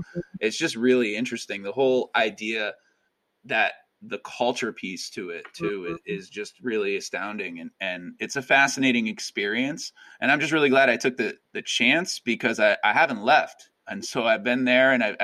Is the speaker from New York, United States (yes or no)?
yes; upstate New York, United States; also born or lived in New Hampshire / Sleepy Hollow, New York; So I grew up in New York, but I grew up in upstate New York. So grew up about 3 hours away from where I live right now